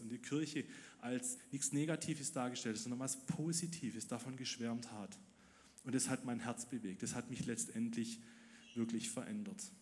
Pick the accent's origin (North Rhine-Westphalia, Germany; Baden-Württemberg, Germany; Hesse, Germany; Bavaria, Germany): Baden-Württemberg, Germany; Ludwigsburg; Ich wurde im Winter 1999 in Ludwigsburg geboren